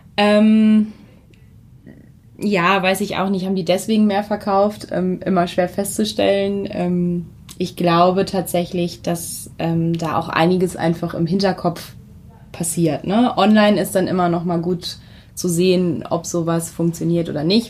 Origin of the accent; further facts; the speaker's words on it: Hamelin, Lower Saxony, Germany; moved away as an adult; now in Lüneburg, Germany; in meine Heimat, ins äh, Weserbergland, nach, ins sehr beschauliche Hameln gegangen.